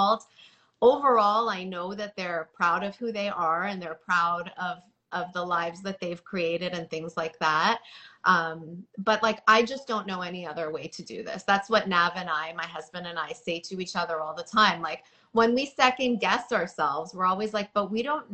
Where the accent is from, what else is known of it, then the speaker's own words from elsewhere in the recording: Toronto, Ontario, Canada; moved away as an adult; now in New York, United States; I was raised in Toronto where it was very diverse